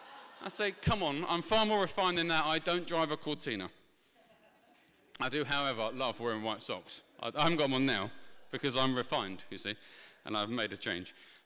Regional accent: Ilford, London, United Kingdom; For example, I'm from Essex, but it's more specifically, yeah, thank you, Ilford Romford way. Now, you might not tell because I've refined my accent over the years

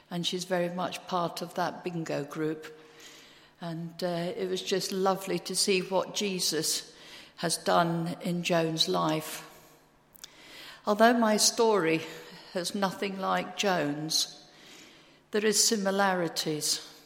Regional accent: Scotland, United Kingdom; I'm actually Scottish, although you won't realise that from my accent, but I'm actually a true born Scot.

